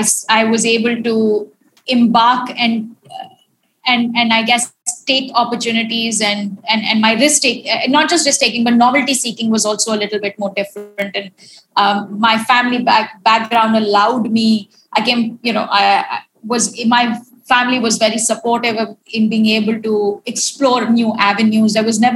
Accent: Delhi, India; also born or lived in London / Barcelona / Switzerland; now in Mumbai, India; I've lived in London. I've worked in Switzerland and private equity. And I'm from Delhi, and I currently now live in Mumbai.

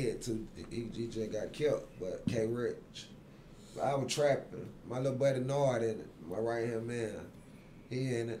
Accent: Atlanta, Georgia, United States; Well, I'm originally from Zone 3.

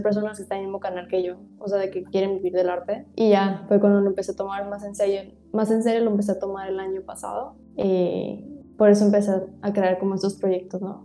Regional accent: Tijuana, Baja California, Mexico; Soy de aquí de Tijuana. Todavía he estado aquí en Tijuana

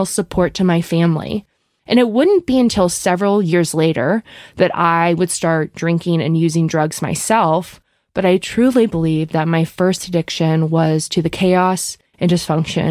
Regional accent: Bryn Mawr, Pennsylvania, United States; I grew up outside of Philadelphia in a suburb called Bryn Mawr

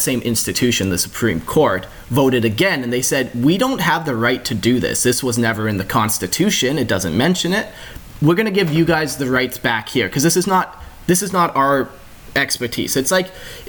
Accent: Canada; I'm a Canadian

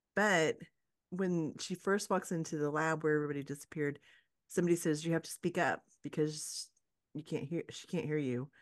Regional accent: Oklahoma, United States; I grew up in Oklahoma

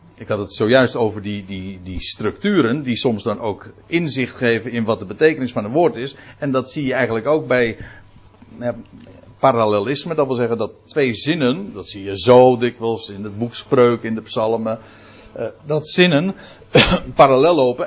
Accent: Netherlands

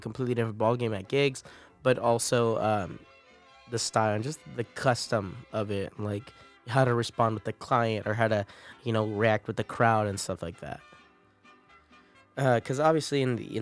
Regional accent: Morgan Hill, California, United States; moved away as an adult; now in San Marcos, United States; I was born and raised in California.

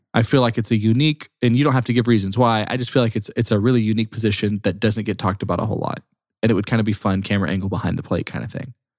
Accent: Texas, United States; I was born in Texas

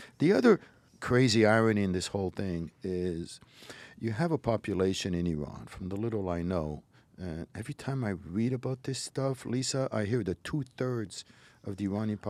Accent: Morocco; born there; My parents were born and raised in Morocco. They were there for generations. I was born there.

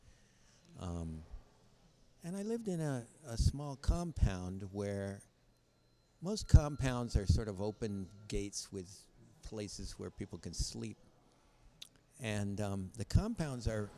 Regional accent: United States; I'm from America

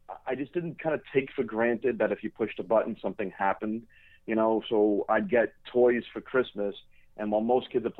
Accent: New York City, New York, United States; now in New Jersey, United States; I grew up in Queens

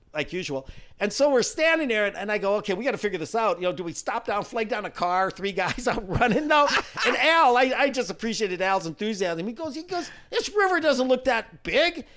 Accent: South Dakota, United States; I'm from South Dakota

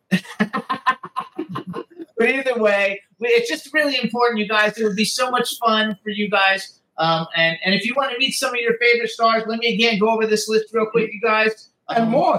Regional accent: Florida, United States; I'm from Florida

